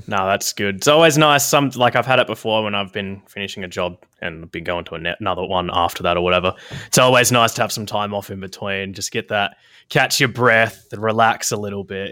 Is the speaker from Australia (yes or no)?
yes; South Australia, Australia; I grew up in South Australia.